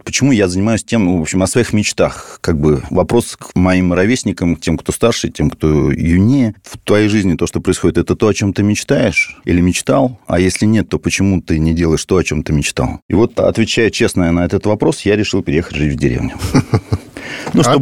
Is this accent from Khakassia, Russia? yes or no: no; Moscow, Russia; born there; Ну да, я родился в Москве.